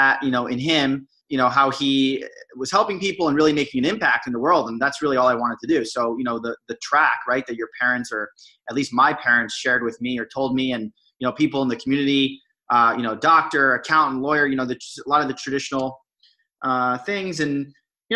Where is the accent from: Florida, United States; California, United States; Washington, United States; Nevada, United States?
Florida, United States; Miami; moved away as an adult; also born or lived in Boston; born and raised in Miami, Florida, and went to school or college up in Boston at Brandeis University